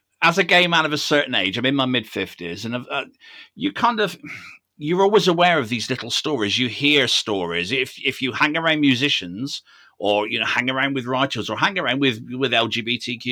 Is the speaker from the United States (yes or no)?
no; United Kingdom